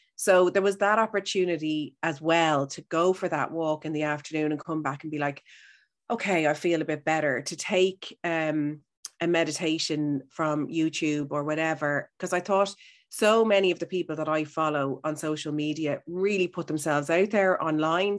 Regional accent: Howth, Leinster, Ireland; I'm from Howth, so I'm beside the sea

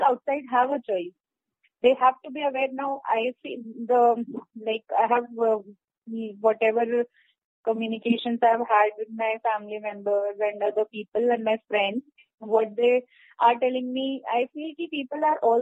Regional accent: Delhi, India; I am from Delhi only

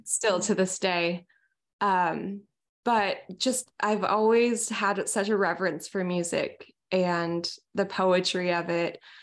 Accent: small town outside of Seattle, Washington, United States; moved away as an adult; now in Santa Cruz, United States; I originally grew up in a really small town outside of Seattle

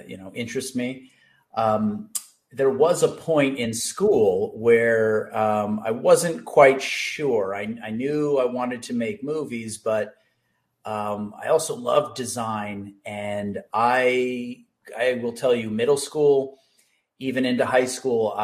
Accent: Los Angeles, California, United States; also born or lived in Santa Barbara; I grew up in the San Fernando Valley and always just grew up around movies

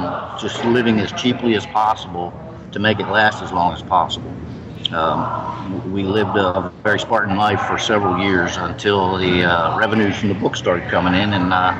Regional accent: Maryland, United States; moved away; we're from Maryland

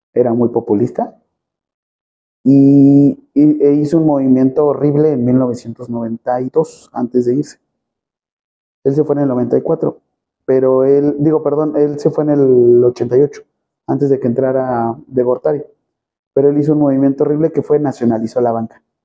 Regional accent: Mexico; Nosotros somos mexicanos

